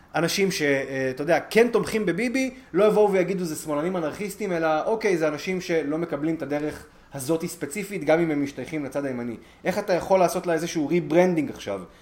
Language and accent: Hebrew; Israel; כישראלי ש, ש, שפשוט גר כאן